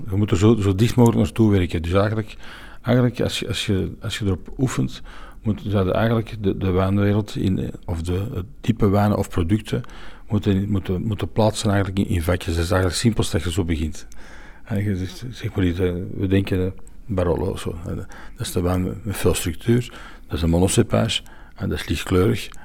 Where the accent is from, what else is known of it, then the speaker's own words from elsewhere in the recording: Belgium; wij zijn Belgen